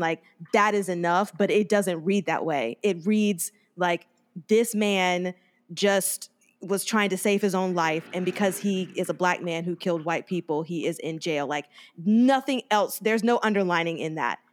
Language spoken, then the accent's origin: English; Mobile, Alabama, United States; moved away; also born or lived in Harlem, New York; my hometown, guys, Mobile, Alabama.